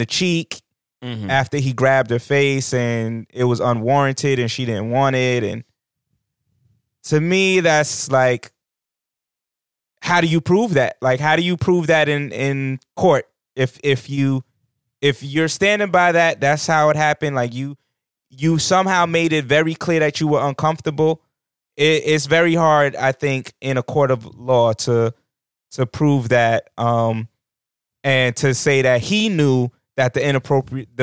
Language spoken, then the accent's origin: English; New York, United States; As a New Yorker